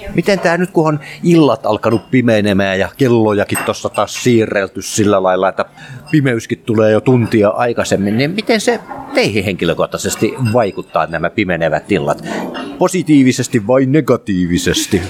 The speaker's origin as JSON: {"language": "Finnish", "town": "Vaasa", "region": "Ostrobothnia", "country": "Finland", "said": "Mä oon Vaasasta kotoisin"}